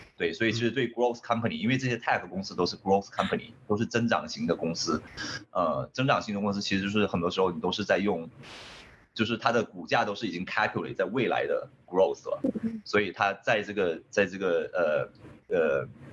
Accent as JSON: {"language": "Chinese", "region": "Hainan", "country": "China", "also_born_or_lived": "San Francisco, United States / Japan", "moved": "as an adult", "lives_now": "Los Angeles, United States", "said": "因为我可能是从海南来的吧，就是对。所以我，我比较喜欢这种海岛，然后就是非常温暖的天气"}